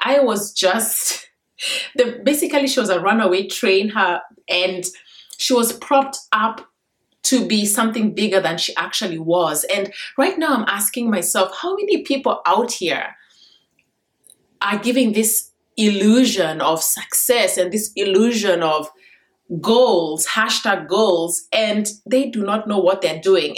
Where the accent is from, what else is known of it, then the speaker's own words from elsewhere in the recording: Kenya; now in United States; I grew up in Kenya and I was in a very difficult education system